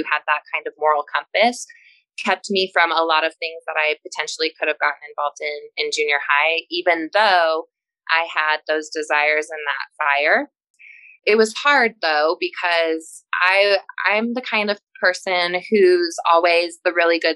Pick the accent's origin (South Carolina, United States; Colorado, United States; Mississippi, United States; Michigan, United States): Colorado, United States; growing up in Colorado was really great